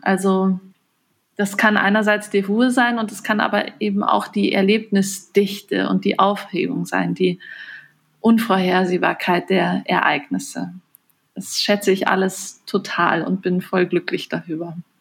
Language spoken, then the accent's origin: German; Bavaria, Germany; moved away as an adult; also born or lived in Bremen; now in Munich, Germany; Ich bin auch in Bayern aufgewachsen